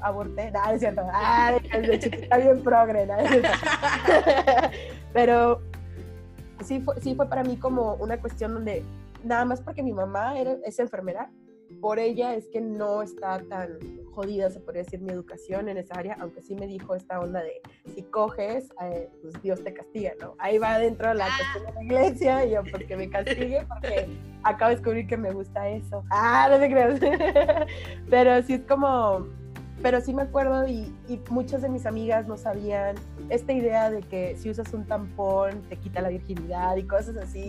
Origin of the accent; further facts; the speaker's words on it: Monterrey, Nuevo León, Mexico; soy regia.